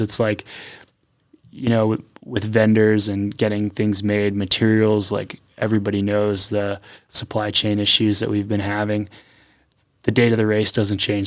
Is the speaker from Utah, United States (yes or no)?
no; Pennsylvania, United States; moved away as an adult; now in North Carolina, United States; I grew up in Pennsylvania